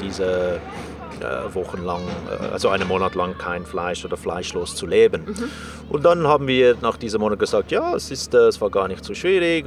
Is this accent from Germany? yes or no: no; South Africa; moved away; ich bin in Südafrika aufgewachsen